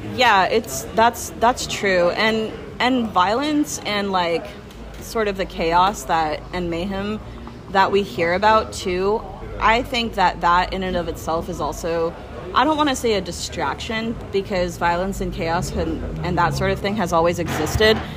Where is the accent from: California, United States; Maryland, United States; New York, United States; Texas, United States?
California, United States; Folsom; the town that I grew up in in Folsom